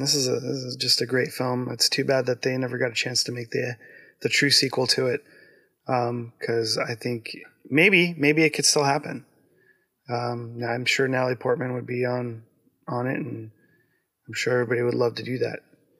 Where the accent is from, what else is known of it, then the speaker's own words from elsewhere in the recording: United States; I'm American